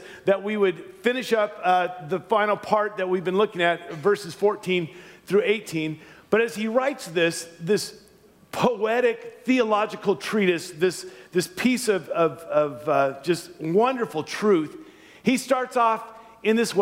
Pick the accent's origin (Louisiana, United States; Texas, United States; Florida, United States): Louisiana, United States; moved away; I was born and raised in Louisiana